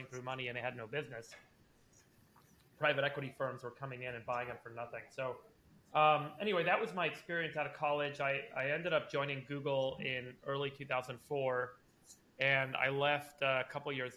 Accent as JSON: {"language": "English", "town": "Los Angeles", "region": "California", "country": "United States", "tie": "born or raised there", "also_born_or_lived": "South Africa / Berkeley, California", "said": "I moved to LA when I was a kid. I was 6 years old. My parents immigrated to try and make it in Hollywood. They're documentary filmmakers. So I grew up mostly"}